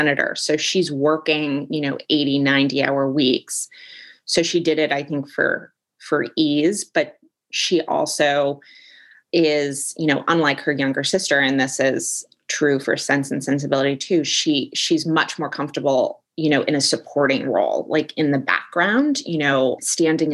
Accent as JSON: {"language": "English", "region": "Northern Virginia", "country": "United States", "tie": "born or raised there", "said": "I grew up slightly outside the Beltway in Northern Virginia"}